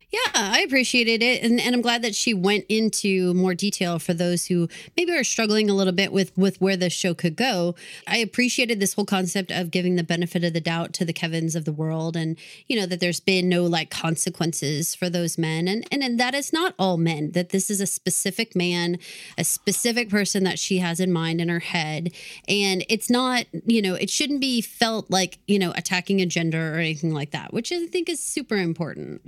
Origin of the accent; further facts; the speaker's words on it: Texas, United States; also born or lived in Massachusetts; I'm from Texas